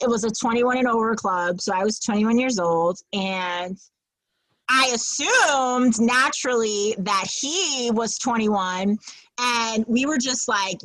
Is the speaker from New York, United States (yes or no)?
yes; New York City, New York, United States; also born or lived in Wisconsin / Brooklyn; I'm the Manhattan girl that was raised in Midtown.